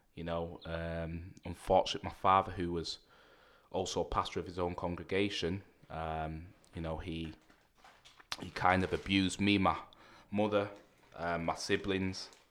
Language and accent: English; Manchester, North West England, United Kingdom; accent: Mancunian; I grew up in Manchester, a place called Rusholme.